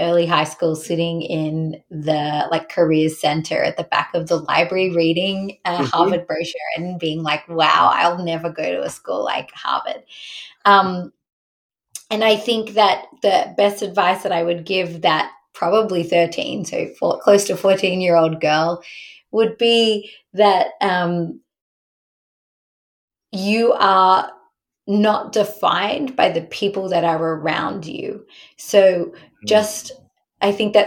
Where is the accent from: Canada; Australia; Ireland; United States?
Australia; moved away; so I grew up in Australia